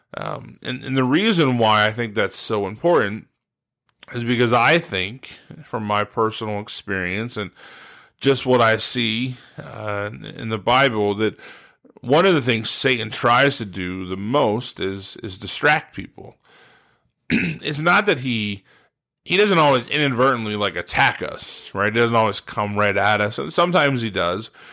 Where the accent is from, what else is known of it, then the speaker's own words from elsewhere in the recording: Steubenville, Ohio, United States; moved away as an adult; now in West Virginia, United States; I grew up in Steubenville, Ohio, uh, pretty much my whole life.